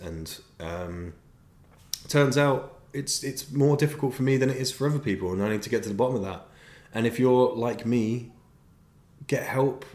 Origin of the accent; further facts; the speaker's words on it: South of England, United Kingdom; now in Manchester, United Kingdom; I'm from the South. But I would like to clarify, I'm now a northerner.